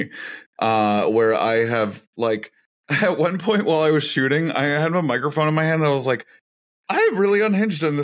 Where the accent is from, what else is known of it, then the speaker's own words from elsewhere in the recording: the South, United States; I grew up gay in the South.